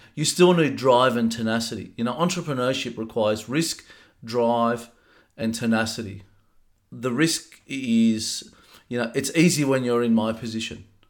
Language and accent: English; Sydney, New South Wales, Australia; I was born in 1977 in uh, Fairfield, the old Fairfield Hospital